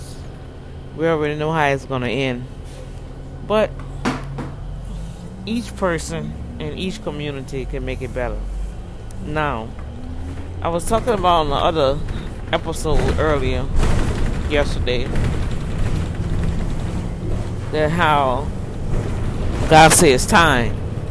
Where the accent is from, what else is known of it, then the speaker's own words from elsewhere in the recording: New Orleans, Louisiana, United States; When I was growing up in New Orleans, my mama had all that in her garden.